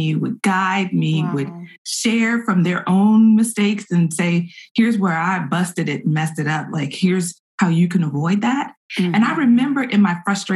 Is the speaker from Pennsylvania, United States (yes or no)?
no; Petersburg, Virginia, United States; now in Austin, United States; I'm in Austin, Texas. I am originally from Petersburg, Virginia, just south of Richmond, Virginia.